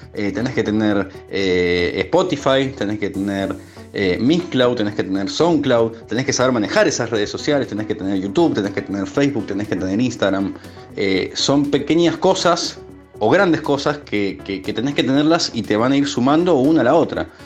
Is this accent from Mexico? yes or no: no; Argentina; also born or lived in Ecuador; Nací allá y vivo acá desde los tres meses de edad, o sea, me considero argentino